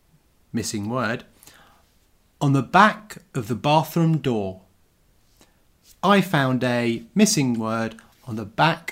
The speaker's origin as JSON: {"language": "English", "town": "Southend-on-Sea", "region": "East of England", "country": "United Kingdom", "tie": "born or raised there", "also_born_or_lived": "London", "moved": "yes", "said": "I was born in Southend."}